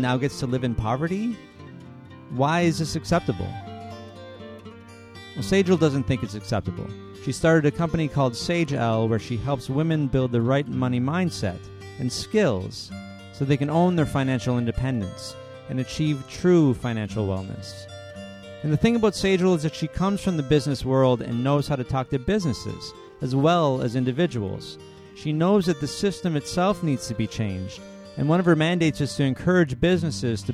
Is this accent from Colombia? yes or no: no; Timmins, Ontario, Canada; also born or lived in Sudbury; I'm from the north. I'm from Timmins